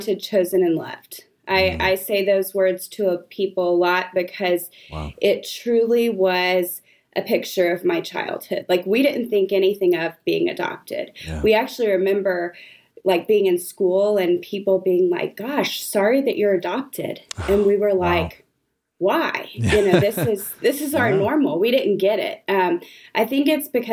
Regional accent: Austin, Texas, United States; I grew up in Austin.

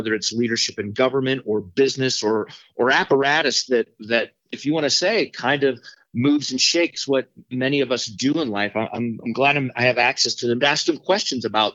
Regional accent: Littleton, Colorado, United States; also born or lived in Pittsburgh area; I grew up in Littleton, went to Columbine High School back in the 80s

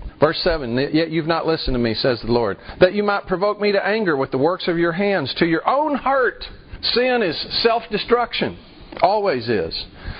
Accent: West Texas, United States; I grew up in West Texas. We don't do grammar in West Texas.

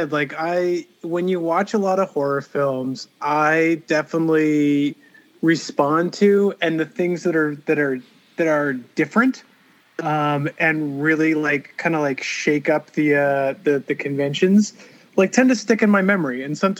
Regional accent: Los Angeles, California, United States; And, you know, and maybe because I'm from Los Angeles, every time I ride a subway train

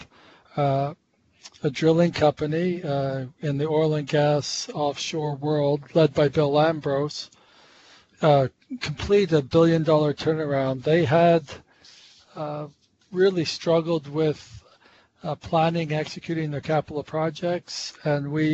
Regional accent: Montreal, Quebec, Canada; accent: North American; I grew up in Montreal

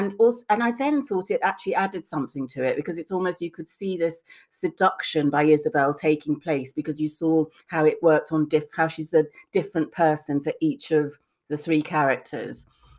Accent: Lagos, Nigeria; also born or lived in Bristol; I went to Lagos before I was two, so I was born in Bristol, but I have no recollection of, I don't remember being two. So as far as I was concerned, I was brought up in Nigeria

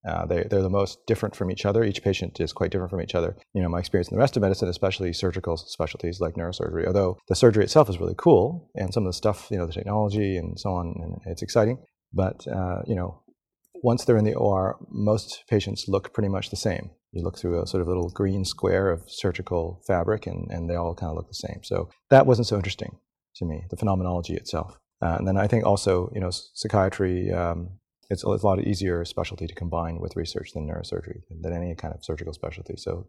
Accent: Saskatchewan, Canada; also born or lived in Montreal, Canada / British Columbia, Canada; I grew up all over Canada, in BC. I was born in Montreal, went to high school in Saskatchewan

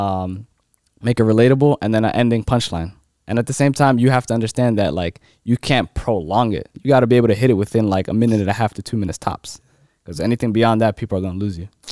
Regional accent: Silver Spring, Maryland, United States; I'm from Maryland

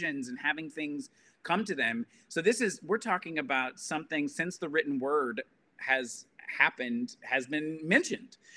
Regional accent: Alabama, United States; I grew up in Alabama, Southern Baptist

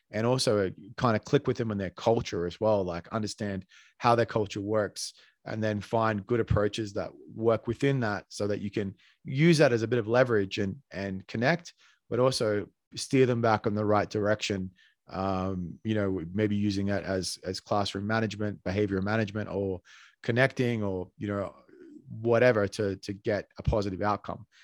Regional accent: Australia; now in Colombia; I'm Australian

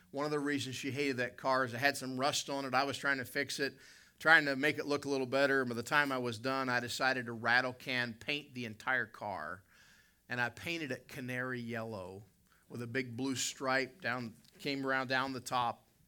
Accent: West Virginia, United States; now in Canada; I'm from West Virginia and I'm in Canada.

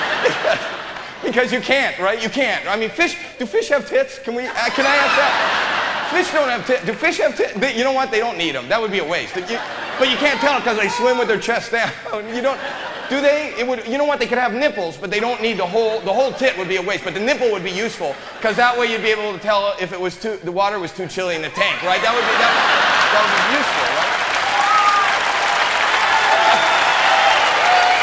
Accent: Toronto, Ontario, Canada; moved away as an adult; now in Los Angeles, United States; I'm born and raised in Toronto, Canada.

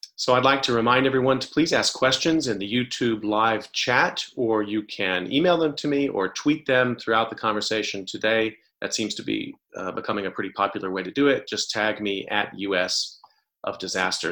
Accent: Texas, United States; I grew up in Texas

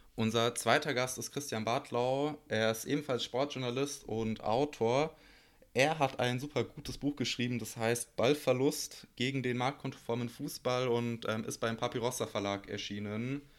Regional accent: Bosnia & Herzegovina; ich bin aus Bosnien

